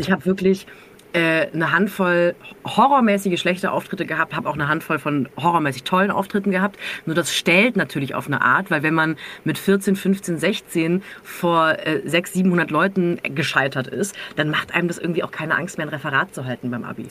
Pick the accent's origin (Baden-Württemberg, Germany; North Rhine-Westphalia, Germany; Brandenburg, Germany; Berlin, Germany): Baden-Württemberg, Germany; near Freiburg; born or raised there